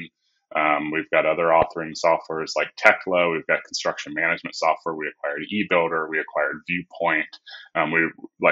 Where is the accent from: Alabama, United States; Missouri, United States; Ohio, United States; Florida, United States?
Ohio, United States; I am originally from Ohio. I grew up in a construction family